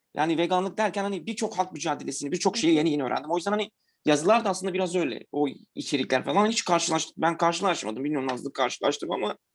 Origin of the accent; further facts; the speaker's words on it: Diyarbakır, Diyarbakır Province, Turkey; now in Istanbul, Turkey; Ben de Diyarbakırlıyım